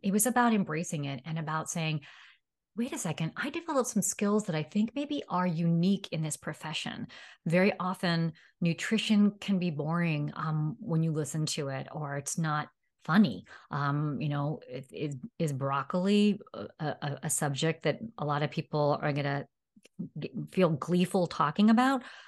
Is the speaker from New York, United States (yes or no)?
yes; New York City, New York, United States; moved away as an adult; now in Seattle, United States; I grew up in New York City